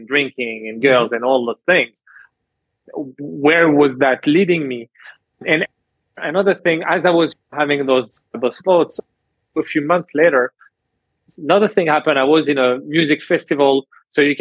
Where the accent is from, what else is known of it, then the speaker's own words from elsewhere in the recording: France; moved away as an adult; also born or lived in Canada; growing up in France